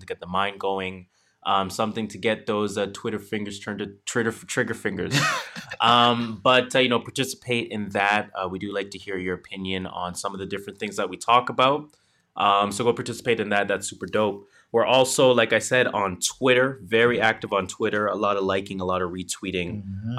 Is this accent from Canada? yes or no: yes; Canada; we are Canadian